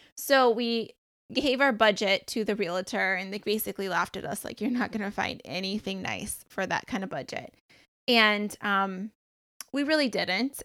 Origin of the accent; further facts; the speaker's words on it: Michigan, United States; moved away as an adult; also born or lived in Beaufort, South Carolina; now in South Carolina, United States; I'm originally from Michigan, and then we ended up moving to South Carolina